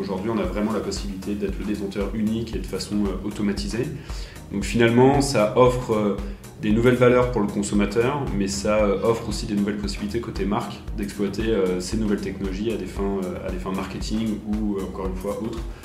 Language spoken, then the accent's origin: French; Paris, Île-de-France, France; moved away as an adult; now in Geneva, Switzerland; je viens de Paris de, base